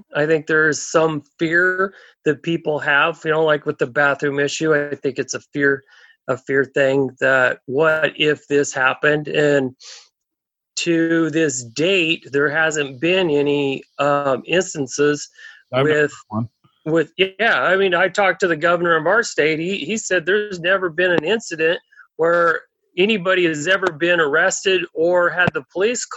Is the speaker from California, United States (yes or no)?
no; Oregon, United States; I was raised in Oregon